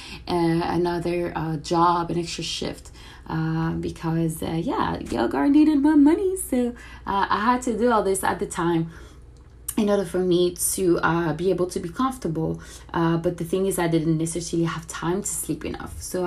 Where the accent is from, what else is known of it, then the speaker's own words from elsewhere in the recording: France; moved away as an adult; now in Miami, United States; I am originally from France. I moved to Miami about 4 years ago